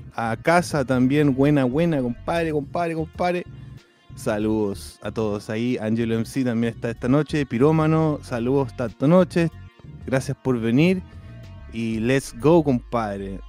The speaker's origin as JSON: {"language": "Spanish", "country": "Chile", "moved": "yes", "lives_now": "United States", "said": "como buen chileno"}